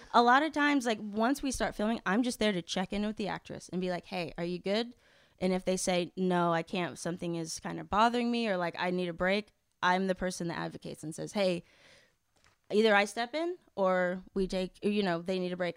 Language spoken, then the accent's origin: English; Kansas, United States; moved away as an adult; now in Los Angeles, United States; growing up in Kansas.